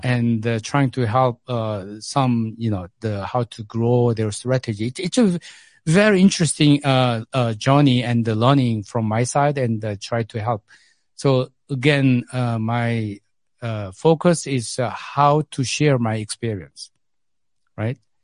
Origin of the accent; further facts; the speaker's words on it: South Korea; English is a second language; moved away as an adult; now in South Africa; I grew up in Korea.